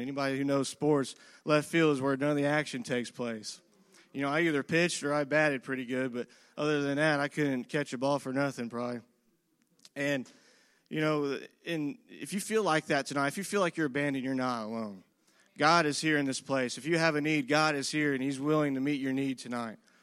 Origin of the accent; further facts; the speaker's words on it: Whiteland, Indiana, United States; I grew up in this community and I grew up in Whiteland.